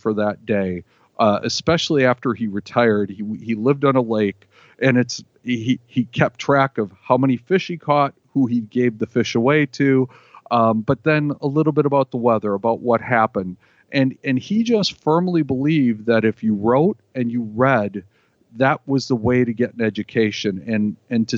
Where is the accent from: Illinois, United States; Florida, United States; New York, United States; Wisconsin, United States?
Wisconsin, United States; Green Bay; growing up in Green Bay